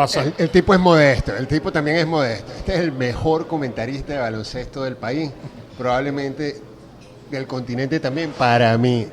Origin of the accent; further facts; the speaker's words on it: Mérida, Venezuela; now in Caracas, Venezuela; yo soy de Mérida